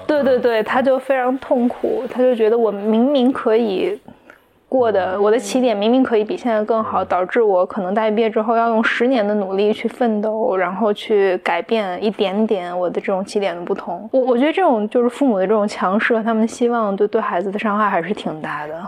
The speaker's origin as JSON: {"language": "Chinese", "region": "Anhui", "country": "China", "tie": "born or raised there", "said": "我的家乡就在安徽的一个可能三线城市这样"}